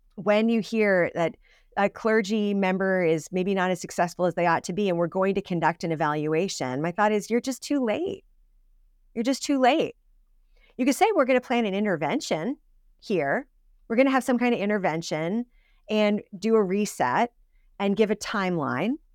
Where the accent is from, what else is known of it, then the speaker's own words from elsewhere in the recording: Suffield, Connecticut, United States; I grew up in Suffield, Connecticut